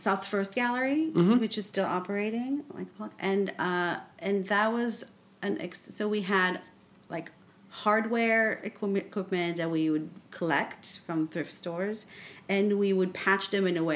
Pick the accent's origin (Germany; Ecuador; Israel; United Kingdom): Israel; also born or lived in Paris, France; now in New York, United States; I grew up in Israel and I went to school in Paris. And then I moved to New York